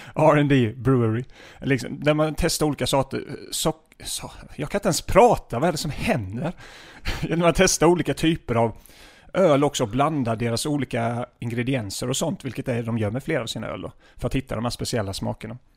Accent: Småland, Sweden; now in Stockholm, Sweden; jag är från Småland från början

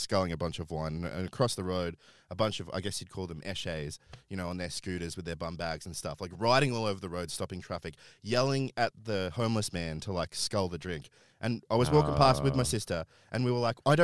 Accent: Ballarat, Victoria, Australia; I grew up in Ballarat

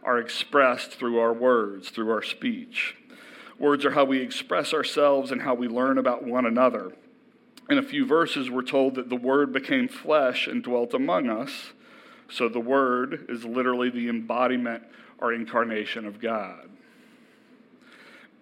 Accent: Elkton, Virginia, United States; I grew up in Elkton, so I'm a true local

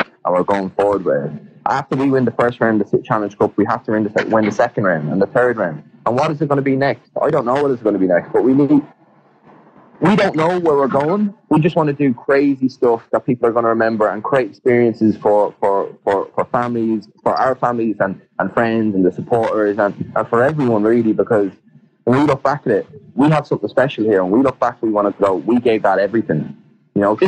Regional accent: Ireland; we're Irish

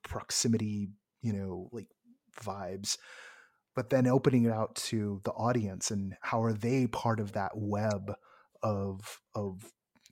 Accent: San Francisco Bay Area, California, United States; moved away; I'm from the Bay

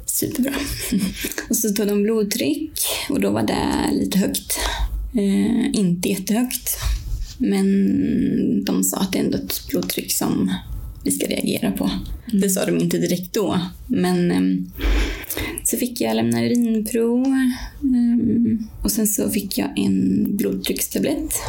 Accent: Värmland, Sweden; also born or lived in Swedish west coast; now in Östersund, Sweden; Jag kommer från Värmland från början och har bott många år på västkusten

